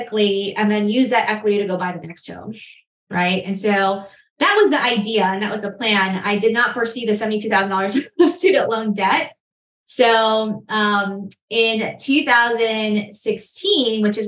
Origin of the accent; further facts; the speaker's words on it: New York City, New York, United States; moved away as an adult; now in Charlotte, United States; Growing up in Queens, New York, I was looking around the neighborhood I grew up